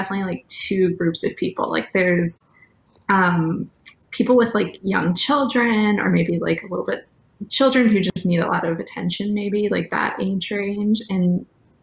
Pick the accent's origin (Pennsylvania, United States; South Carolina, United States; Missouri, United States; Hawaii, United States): Missouri, United States; St. Louis; also born or lived in New York; We're both from the St. Louis area